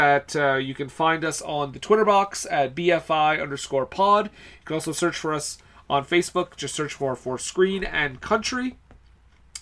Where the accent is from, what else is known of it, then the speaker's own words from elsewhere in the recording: Montreal, Quebec, Canada; I'm from Montreal.